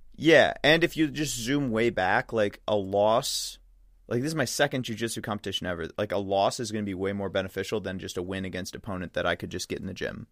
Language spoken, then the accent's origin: English; Midwest, United States; another Midwesterner